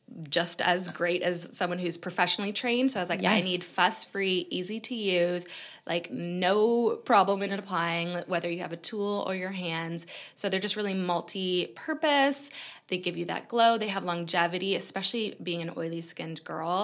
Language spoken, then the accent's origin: English; Canada; moved away as an adult; now in United Kingdom; being Canadian and moving to the UK